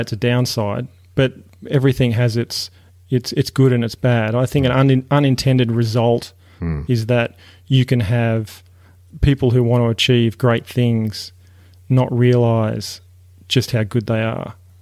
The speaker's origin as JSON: {"language": "English", "region": "Tasmania", "country": "Australia", "tie": "born or raised there", "moved": "yes", "lives_now": "United States", "said": "growing up in Australia and growing up in Tasmania particularly"}